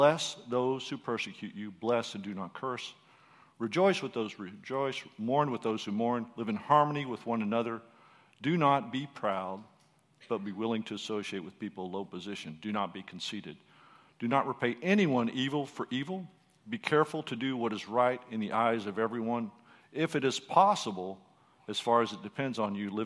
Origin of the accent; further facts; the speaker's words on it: Texas, United States; first language English; we're from Texas.